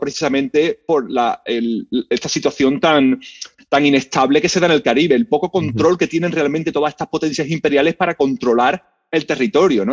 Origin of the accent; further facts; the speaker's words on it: Seville, Andalusia, Spain; moved away as an adult; now in United States; yo soy español, yo soy de Sevilla